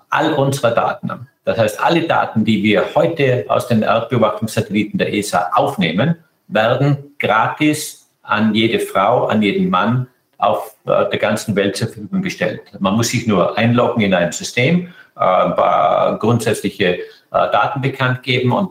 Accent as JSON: {"language": "German", "country": "Austria", "tie": "born or raised there", "said": "Österreich ist meine Heimat, mein Herz, meine Seele."}